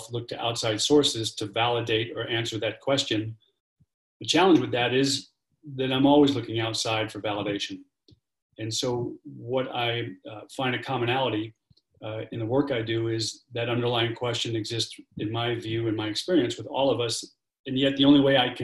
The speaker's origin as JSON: {"language": "English", "town": "New York City", "region": "New York", "country": "United States", "tie": "born or raised there", "said": "I am an Irish Catholic kid from Brooklyn, New York"}